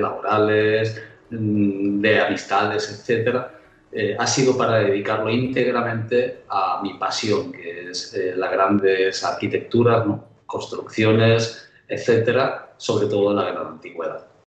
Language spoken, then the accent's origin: Spanish; Nîmes, Occitania, France; Yo nací en Francia y había unas ruinas romanas en la ciudad donde yo nací que se llama Nimes.